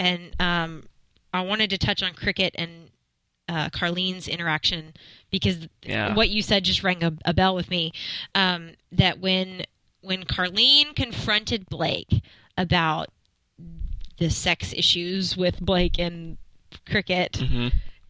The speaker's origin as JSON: {"language": "English", "region": "Alabama", "country": "United States", "said": "I'm from Alabama."}